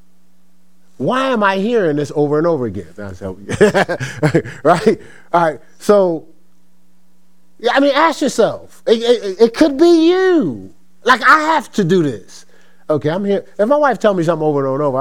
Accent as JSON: {"language": "English", "town": "Newark", "region": "New Jersey", "country": "United States", "tie": "born or raised there", "said": "I'm from Newark, New Jersey. So around our wall in school wasn't the presidents"}